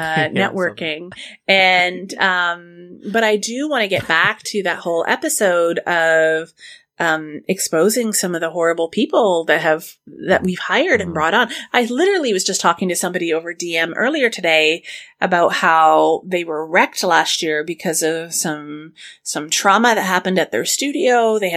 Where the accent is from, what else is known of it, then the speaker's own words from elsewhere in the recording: Scotland, United Kingdom; I'm Scottish. I am so cheap.